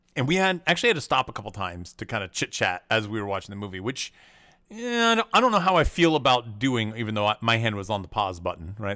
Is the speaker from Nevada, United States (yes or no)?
no; Tennessee, United States; I grew up in Tennessee